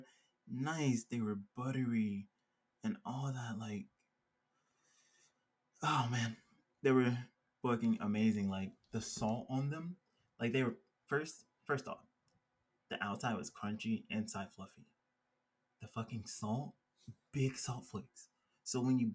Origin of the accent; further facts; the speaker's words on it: Georgia, United States; now in Colorado, United States; growing up in Georgia